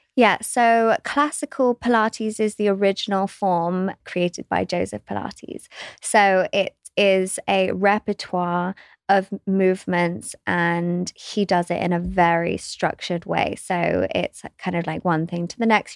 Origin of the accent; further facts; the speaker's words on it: West Sussex, South East England, United Kingdom; I grew up in West Sussex. in England